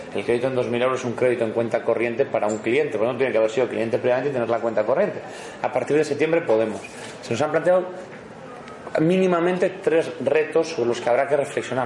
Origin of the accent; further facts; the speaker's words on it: Bilbao, Basque Country, Spain; yo soy de Bilbao, modesto y de Bilbao